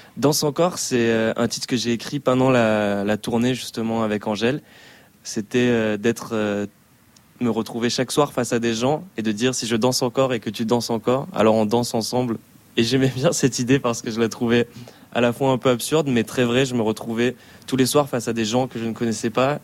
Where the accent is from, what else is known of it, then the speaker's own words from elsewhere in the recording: Rion-des-Landes, Nouvelle-Aquitaine, France; also born or lived in Dax; je suis né à Dax, dans le sud-ouest de la France, et j'ai grandi à Rion-des-Landes, un petit village euh, dans les Landes